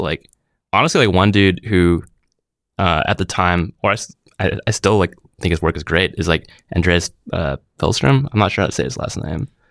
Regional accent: Vancouver, British Columbia, Canada; moved away as an adult; now in San Francisco, United States; born and raised in Vancouver

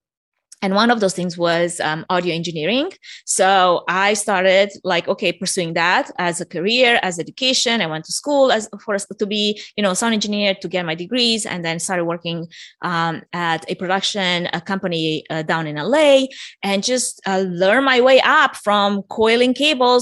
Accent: Romania; moved away; I'm originally from Romania for anyone that's sensing an accent

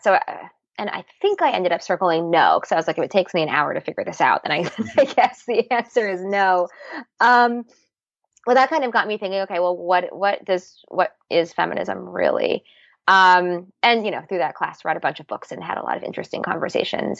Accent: Seattle, Washington, United States; also born or lived in New York; I grew up in Seattle

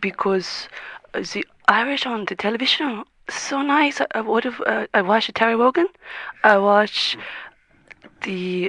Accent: France; English is a second language; now in Dublin, Ireland; No, I'm from France.

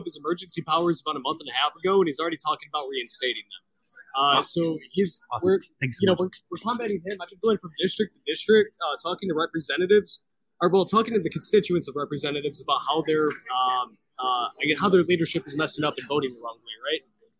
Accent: Rio Grande Valley, Texas, United States; moved away as an adult; also born or lived in Michigan; now in Minnesota, United States; I'm from the Rio Grande Valley, but I've done that's southernmost Texas by Tamaulipas, like Matamoros.

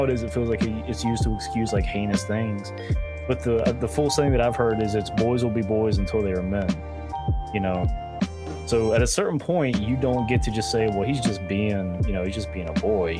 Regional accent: North Carolina, United States; I'm from North Carolina, so that shouldn't be surprising to anyone that I grew up Baptist.

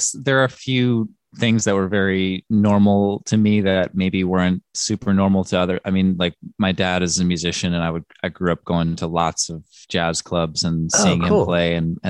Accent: New York City, New York, United States; Greenwich Village in Manhattan.

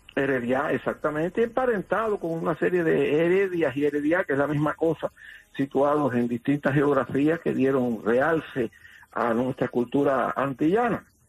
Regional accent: Matanzas, Cuba; nosotros los matanceros somos regionalistas

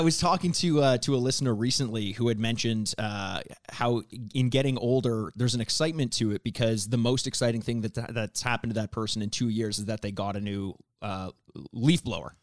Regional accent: Toronto, Ontario, Canada; I am from Toronto

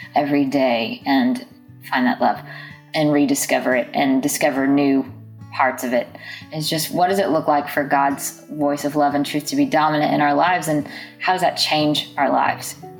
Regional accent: Jackson, Mississippi, United States; I grew up in Jackson, Mississippi

